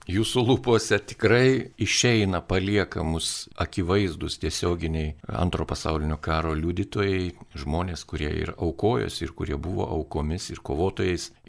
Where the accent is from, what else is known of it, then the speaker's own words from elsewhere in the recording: Lithuania; mes lietuviai.